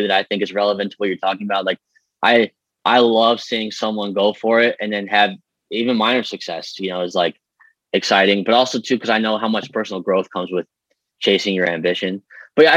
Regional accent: Streamwood, Illinois, United States; moved away as an adult; also born or lived in Los Angeles; So I grew up in Streamwood. I love the people there in the town. I was there until I was 24.

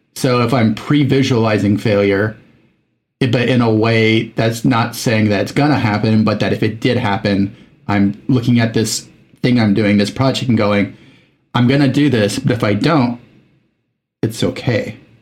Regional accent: Mexico; moved away as an adult; I was in Mexico from age eight to 19

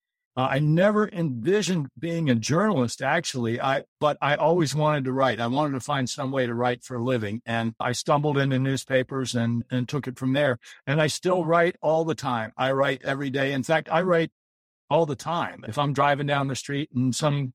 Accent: Baltimore, Maryland, United States; When I grew up in Baltimore, my mom and dad moved down there to get married.

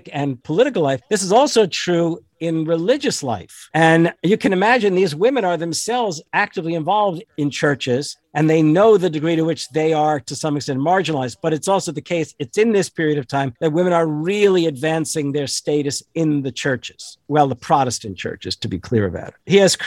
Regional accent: New Jersey, United States; also born or lived in New York; the state where I was born and grew up, although I tell people I'm a New Yorker, I lived in and out of New York as growing up, but I really was born in New Jersey

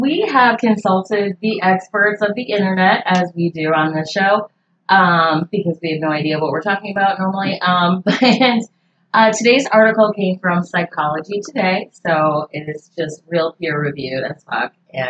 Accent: the North, United States; now in North Carolina, United States; Like, I'm from the North. I've just moved to North Carolina this year

